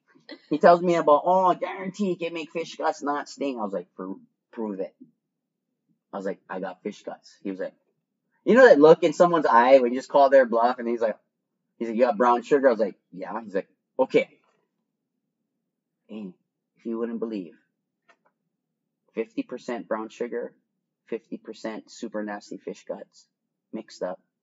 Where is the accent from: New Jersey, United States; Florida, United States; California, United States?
Florida, United States; Miami; There was more of us there. I come from Miami.